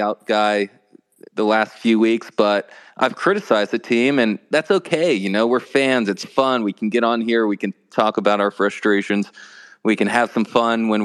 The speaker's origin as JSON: {"language": "English", "region": "Florida", "country": "United States", "tie": "born or raised there", "moved": "yes", "lives_now": "North Carolina, United States", "said": "I grew up in Florida, but I live in North Carolina"}